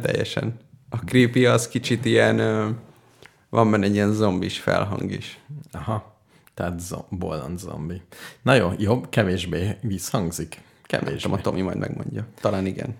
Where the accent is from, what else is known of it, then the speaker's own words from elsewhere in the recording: Hungary; magyar vagyok